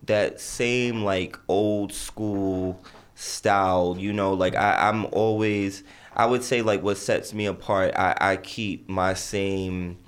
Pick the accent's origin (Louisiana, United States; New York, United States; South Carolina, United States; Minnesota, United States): New York, United States; New York City; also born or lived in Barbados (family origin); I'm from Jamaica, Queens